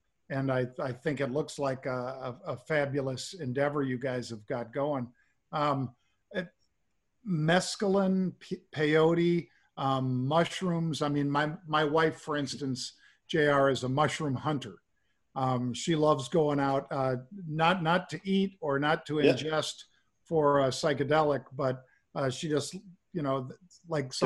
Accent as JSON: {"language": "English", "area": "Bay Area", "region": "California", "country": "United States", "tie": "born or raised there", "moved": "as an adult", "lives_now": "Chicago, United States", "said": "I grew up in the Bay Area"}